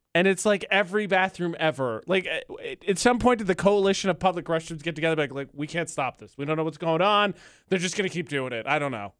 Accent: Indiana, United States; I'm from the Midwest

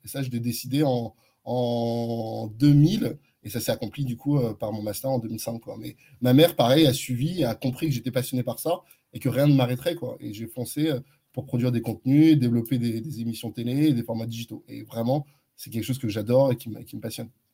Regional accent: Neuilly-sur-Seine, Île-de-France, France; first language French; also born or lived in Nigeria; j'ai grandi à Neuilly

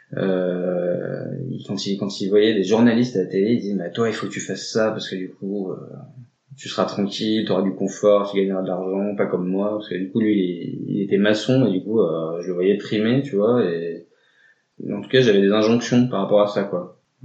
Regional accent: Drôme valley, Auvergne-Rhône-Alpes, France; moved away as an adult; also born or lived in Valence; now in Grenoble, France; moi j'ai grandi à la campagne, euh, donc euh, dans la vallée de la Drôme, un petit village qui s'appelle Heure

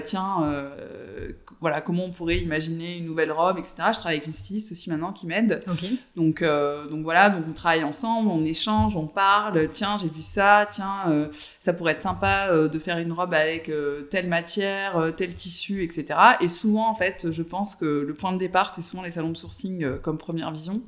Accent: Avignon, Provence-Alpes-Côte d'Azur, France; now in Marseille, France; je suis originaire euh, du sud, donc je suis d'Avignon

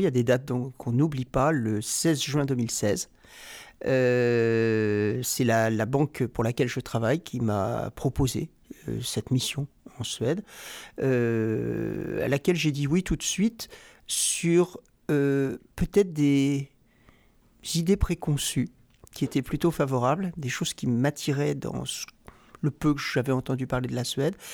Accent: Rouen, Normandy, France; moved away as an adult; now in Sweden; je suis né à Rouen, en Normandie

